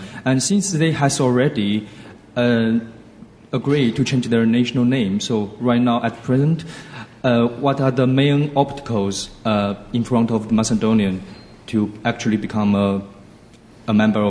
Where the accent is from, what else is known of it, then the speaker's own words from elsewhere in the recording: China; moved away; I come from China, and I'm currently a second-year undergraduate student.